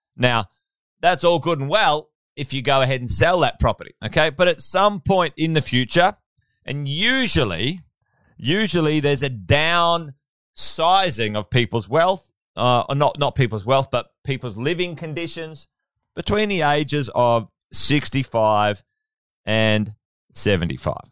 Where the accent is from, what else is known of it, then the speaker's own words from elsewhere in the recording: Queensland, Australia; also born or lived in Sydney; As a Queenslander